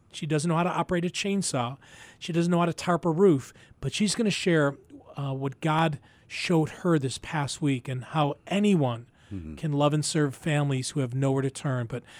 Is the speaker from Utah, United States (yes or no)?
no; Buffalo, New York, United States; right here in Buffalo, my hometown, Buffalo, New York.